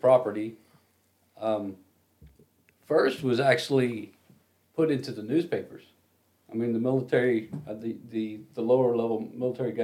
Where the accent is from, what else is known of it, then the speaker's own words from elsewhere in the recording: Oklahoma, United States; I'm Oklahoma